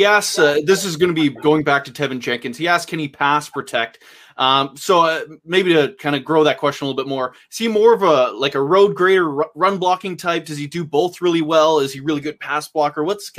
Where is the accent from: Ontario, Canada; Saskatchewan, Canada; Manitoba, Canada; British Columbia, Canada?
British Columbia, Canada; Vancouver; I'm from Vancouver, so just got to rep the red and white over here.